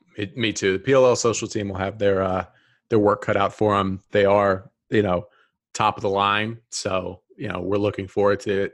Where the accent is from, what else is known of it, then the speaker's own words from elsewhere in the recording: Atlanta, Georgia, United States; I'm from the South. I'm from Atlanta.